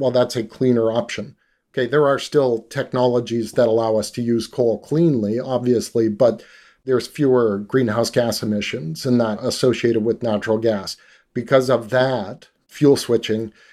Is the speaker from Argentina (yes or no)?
no; Canada; also born or lived in Northern British Columbia; I grew up in Canada